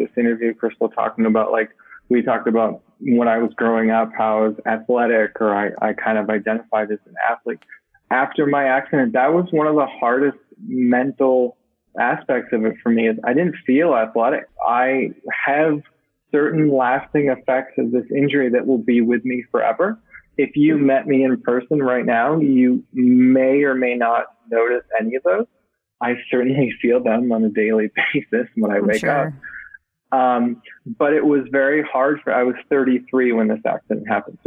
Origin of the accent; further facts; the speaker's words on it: Massachusetts, United States; growing up in Massachusetts, I remember sitting on the floor of our living room with my mother watching the Boston Marathon.